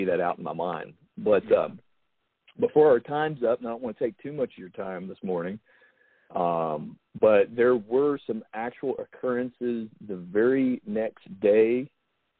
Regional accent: United States; I spent a lot of time, you know, outside as a kid. You know, that was just the way it was in Logan County, living in a mountain town

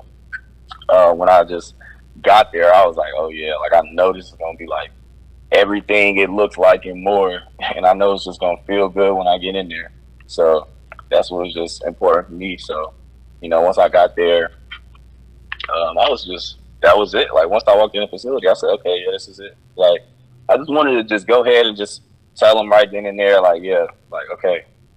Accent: North Carolina, United States; moved away as an adult; also born or lived in Virginia; now in Connecticut, United States; I'm from the South and in North Carolina

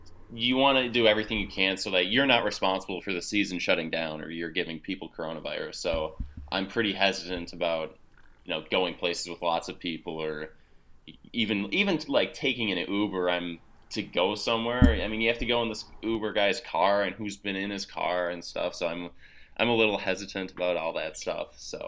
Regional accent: Minnesota, United States; So like, you know, I'm from Minnesota and I spent, you know, my summers playing baseball in the Midwest, and you know, you got a lot of bugs.

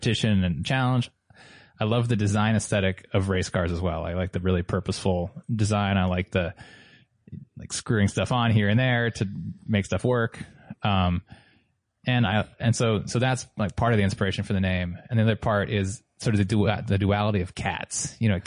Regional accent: southeastern Vermont, United States; I grew up in Vermont

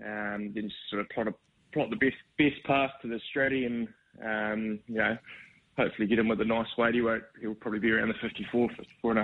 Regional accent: New Zealand; moved away as an adult; now in Brisbane, Australia; I'm obviously from New Zealand, worked for Stephen Marsh over there

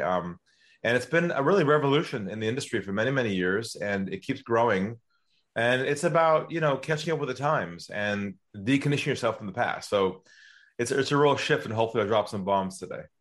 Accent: San Diego, California, United States; moved away as an adult; now in Sydney, Australia; I'm from California originally, from San Diego

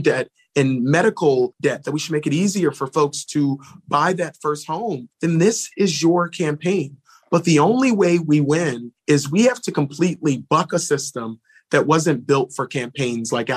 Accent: Philadelphia, Pennsylvania, United States; I'm from Philly

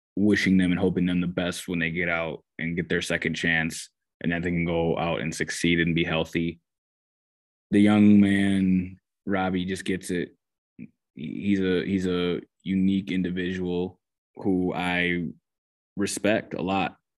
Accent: Minnesota, United States; now in Charlotte, United States; I am Minnesotan.

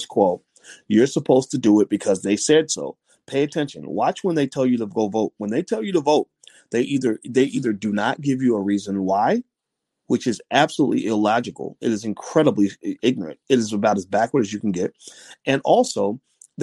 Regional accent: Louisville, Kentucky, United States; my hometown of Louisville

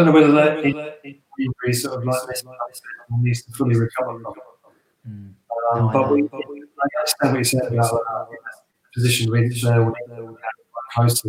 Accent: East Ham, London, United Kingdom; I grew up in East Ham, so it was only a 25-minute walk to the ground.

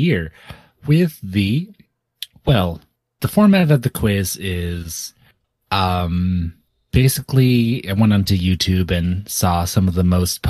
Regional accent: the South, United States; as an American who grew up in various southern states mostly, I've not really been exposed to many blank.

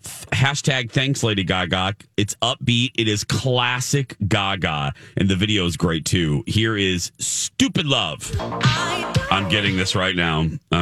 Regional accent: Indiana, United States; I'm from Indiana.

